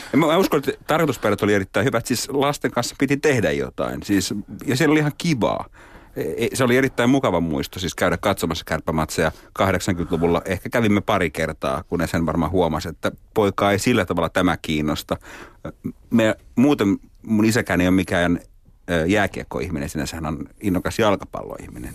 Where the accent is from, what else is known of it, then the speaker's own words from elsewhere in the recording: Oulu, North Ostrobothnia, Finland; moved away as an adult; now in Helsinki, Finland; mä oon Oulusta kotoisin, mä kävin lapsena katsomassa joskus kärppäpelejä